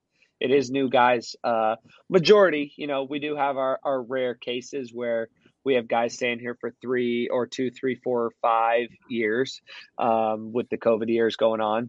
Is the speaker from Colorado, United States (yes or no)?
yes; Littleton, Colorado, United States; moved away; I grew up in Littleton, Colorado, playing baseball, hockey, football, lacrosse